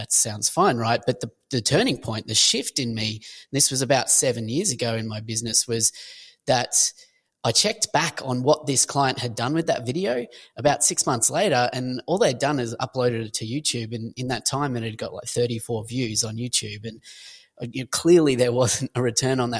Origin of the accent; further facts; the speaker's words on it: Australia; accent: Australian; also born or lived in Sunshine Coast, Queensland; if you pick the accent, I'm Australian